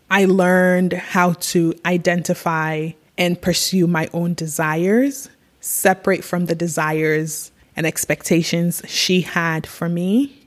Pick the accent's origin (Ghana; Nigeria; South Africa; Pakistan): Ghana; now in United States; as a little girl growing up in Africa